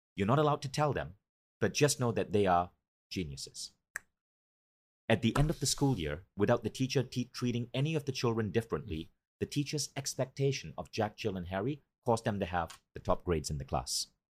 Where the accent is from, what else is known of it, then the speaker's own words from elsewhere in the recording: Malaysia; moved away as an adult; also born or lived in New York; Because I grew up in Malaysia, I grew up in a developing country